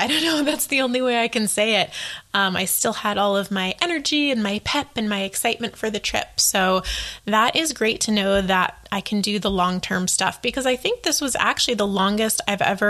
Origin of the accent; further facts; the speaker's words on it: United States; as an American